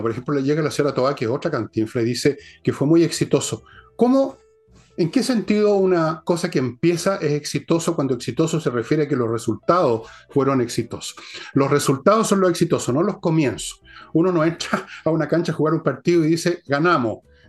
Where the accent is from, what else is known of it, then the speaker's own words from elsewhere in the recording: Chile; Somos chilenos